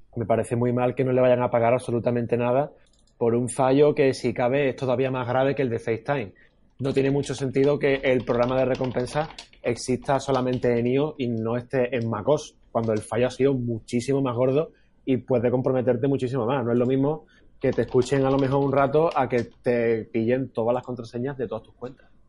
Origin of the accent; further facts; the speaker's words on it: Andalusia, Spain; accent: Andalusian; los andaluces, que no es que hablemos mal, pero casi, casi que tenemos nuestro propio dialecto, ¿no? Y muchas veces con nuestro acento